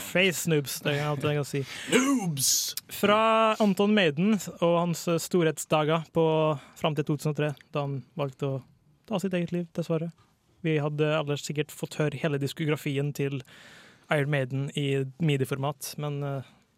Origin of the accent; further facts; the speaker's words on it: Borås, Västra Götaland, Sweden; født i 1980 i Borås, som er der jeg vokste opp sjøl.